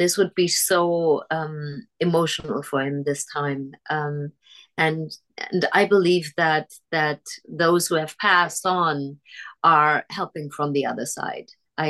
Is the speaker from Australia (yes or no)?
no; Germany; moved away; when I was growing up in Germany, most of my childhood